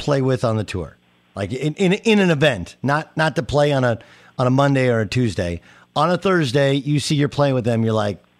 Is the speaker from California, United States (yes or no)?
yes; Orange County, California, United States; I grew up in Orange County, and you know, Tiger was, we were same age.